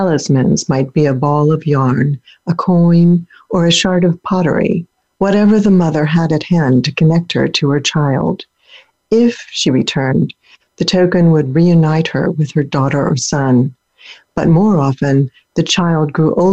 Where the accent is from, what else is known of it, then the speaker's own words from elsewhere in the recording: Pennsylvania, United States; also born or lived in Germany; one state away from where I grew up in Pennsylvania